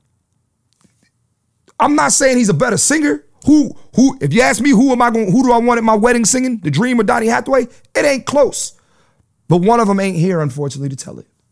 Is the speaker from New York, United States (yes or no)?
no; Philadelphia, Pennsylvania, United States; moved away; I'm from Philly